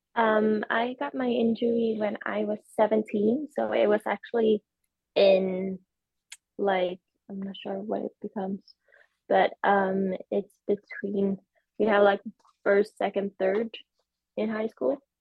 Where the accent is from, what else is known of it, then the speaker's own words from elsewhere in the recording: Sweden; I'm from Sweden